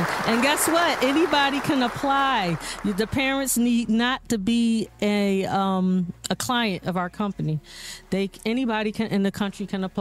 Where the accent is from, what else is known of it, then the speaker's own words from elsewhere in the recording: Philadelphia, Pennsylvania, United States; I grew up right here in Philly. I live a lot in North Philly, went to these schools